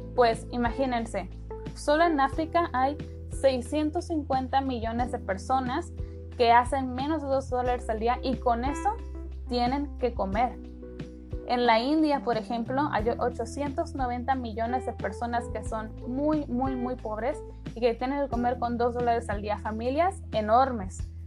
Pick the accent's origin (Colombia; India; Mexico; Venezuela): Mexico; México, ¿no? Bueno, de nuestro país